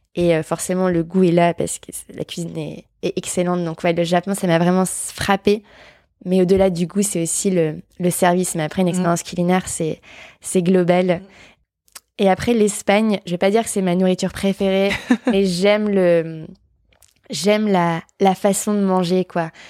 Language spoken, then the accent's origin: French; Bourbourg, Hauts-de-France, France; moved away as an adult; now in Paris, France; je suis restée au même endroit de mes 0 à mes 18 ans, je pense. donc je viens de Bourbourg